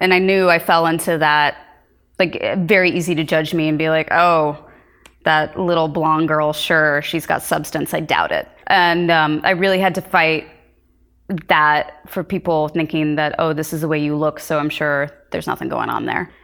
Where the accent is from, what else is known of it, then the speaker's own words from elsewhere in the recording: Lawrence, Kansas, United States; moved away; also born or lived in Princeton, New Jersey; I grew up in Lawrence, Kansas